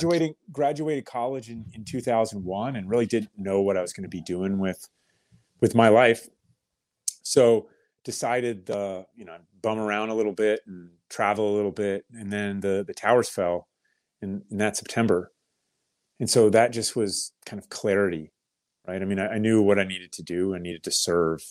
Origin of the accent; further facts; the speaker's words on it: Kettering, Ohio, United States; I was born in Kettering, Ohio, birthplace of aviation